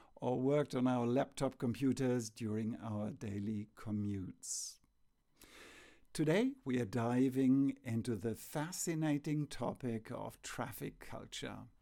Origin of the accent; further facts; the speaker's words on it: Germany; we are from Germany, a country renowned for its love of cars